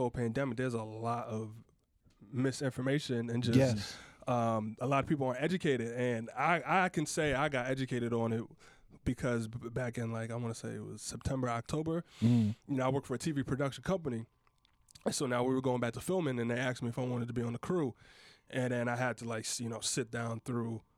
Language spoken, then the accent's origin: English; Connecticut, United States; I'm from Connecticut. I go back home